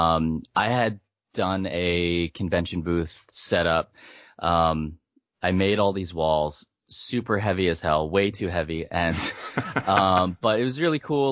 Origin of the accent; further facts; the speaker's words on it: Pennsylvania, United States; also born or lived in South Korea / New Jersey; I was born in South Korea. Uh, I was adopted when I was two. Hmm. I lived in Jersey um, in my younger years, and then I moved to Pennsylvania, and I lived in Pennsylvania most of my life